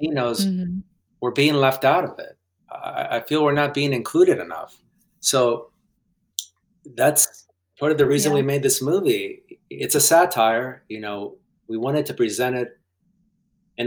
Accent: West Virginia, United States; first language Spanish; English is a second language; moved away as an adult; also born or lived in Guatemala / Omaha / Chicago; now in Los Angeles, United States; growing up in West Virginia, I felt that I wasn't gringo

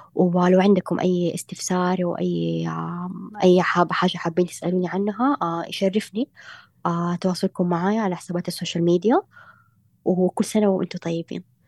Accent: Saudi Arabia; انا سعوديه

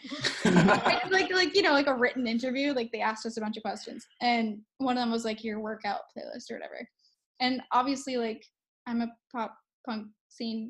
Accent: New York City, New York, United States; I'm from New York City.

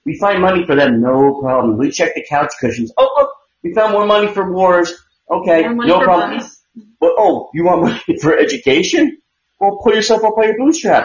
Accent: United States; we're the American people

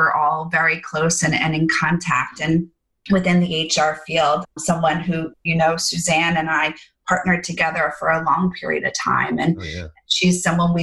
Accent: New York, United States; I was born in New York and I'm here in New York

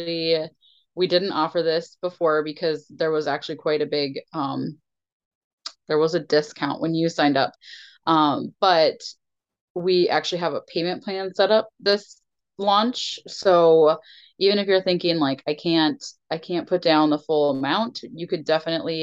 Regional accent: Minnesota, United States; We're so Minnesotan.

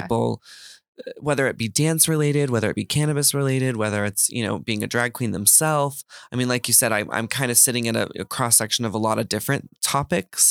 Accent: Texas, United States; I grew up in Texas

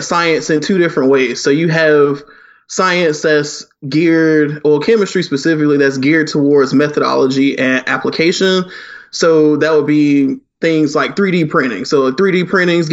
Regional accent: Augusta, Georgia, United States; also born or lived in Dublin, Georgia / Macon, Georgia; So originally I'm from Augusta, Georgia, born and raised for half my life in Augusta

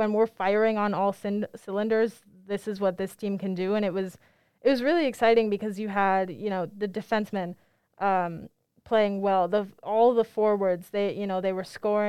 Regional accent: Minneapolis, Minnesota, United States; I'm from Minneapolis

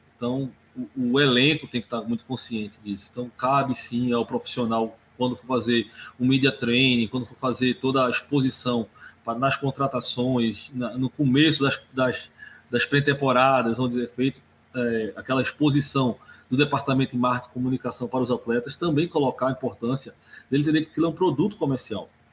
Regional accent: Recife, Pernambuco, Brazil; moved away as an adult; now in Santos, Brazil; meu sotaque facilmente vai demonstrar para você, eu não sou de Santos, eu sou de Recife

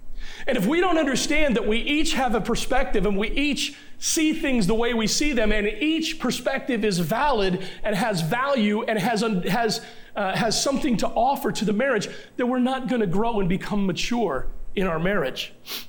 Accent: Elkton, Maryland, United States; now in East Longmeadow, United States; I grew up as a Navy brat. I don't have roots anywhere. I can't go back, and my hometown, I consider my hometown Elkton, Maryland. That is the hometown of my heart. East Longmeadow is the place I've lived the longest, but Elkton, Maryland is the hometown of my heart.

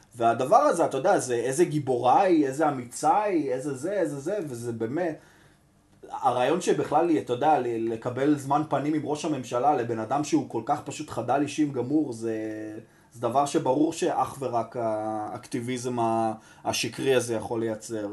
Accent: Tel Aviv, Tel Aviv District, Israel; אני גדלתי ברחוב ביאליק

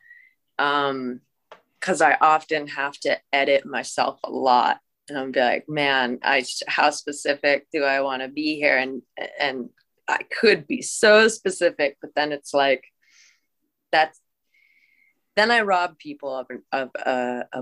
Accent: Washington, United States; I grew up in Washington State, so I did have like that huge grunge influence

